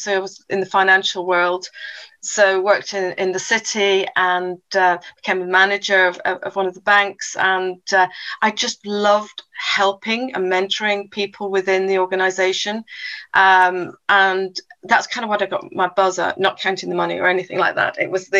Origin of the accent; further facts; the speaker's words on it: South Africa; also born or lived in England; I was born in England, and then when at the age of 10, my parents moved us all over to South Africa. So moved to South Africa, and within South Africa, we then moved from King Williamstown to Port Elizabeth, Cape Town.